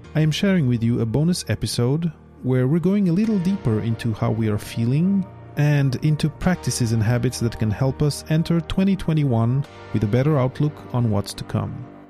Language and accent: English; Portugal; now in Quebec, Canada; I come from Portugal originally